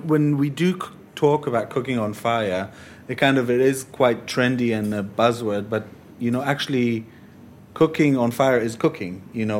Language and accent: English; Israel; growing up in Israel